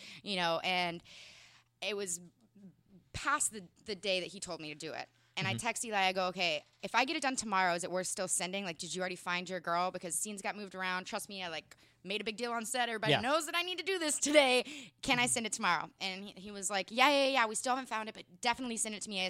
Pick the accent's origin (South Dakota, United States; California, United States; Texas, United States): Texas, United States; moved away; I'm from Texas